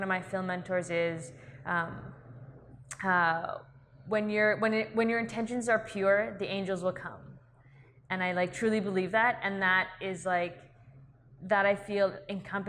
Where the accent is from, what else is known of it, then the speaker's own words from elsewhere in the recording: Vancouver, British Columbia, Canada; I grew up in Vancouver